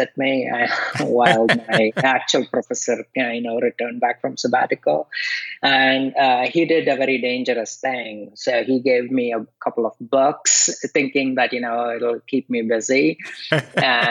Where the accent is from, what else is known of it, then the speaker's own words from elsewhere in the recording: India; moved away; I grew up in India